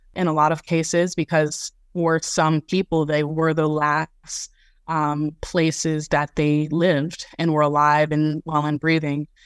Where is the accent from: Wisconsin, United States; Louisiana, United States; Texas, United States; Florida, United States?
Florida, United States; Jacksonville; my first field school, which was based in my hometown, Jacksonville, Florida